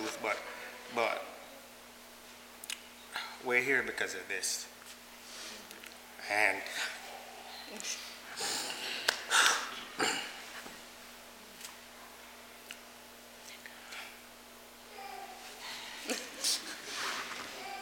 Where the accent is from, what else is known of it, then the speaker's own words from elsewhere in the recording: Jamaica; moved away; I'm from Jamaica.